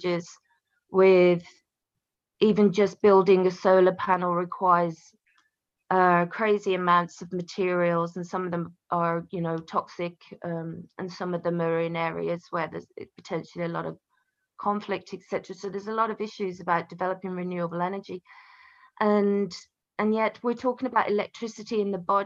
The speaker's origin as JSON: {"language": "English", "region": "England", "country": "United Kingdom", "tie": "born or raised there", "said": "I grew up here and in England, in this house"}